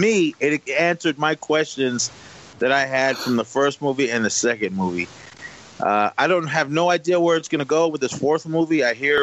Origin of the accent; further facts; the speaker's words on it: United States; me being Native American